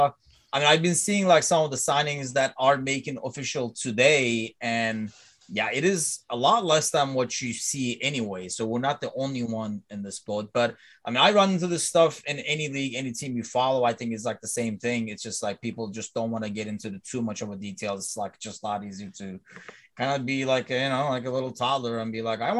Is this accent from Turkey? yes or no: yes; Turkey; I'm from Turkey